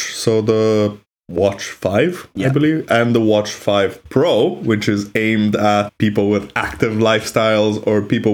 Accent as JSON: {"language": "English", "town": "Milan", "region": "Lombardy", "country": "Italy", "tie": "born or raised there", "said": "we were growing up in Milan in those years"}